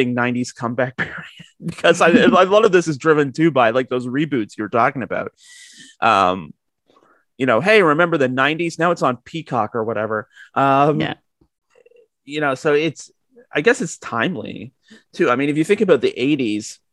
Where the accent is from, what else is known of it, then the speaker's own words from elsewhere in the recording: Georgetown, Ontario, Canada; I grew up in Georgetown, which I guess in the grand scheme of things, it's a small town